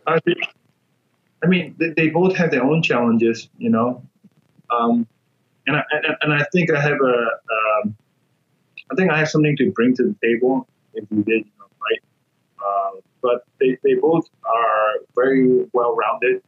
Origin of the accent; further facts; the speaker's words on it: Myanmar; moved away; the world in Myanmar is very different. Um, I was born in like a village, you know, people live in huts.